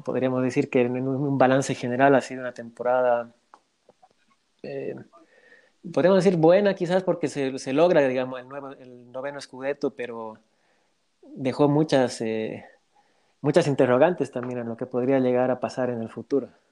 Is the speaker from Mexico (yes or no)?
no; Bolivia; yo soy de Bolivia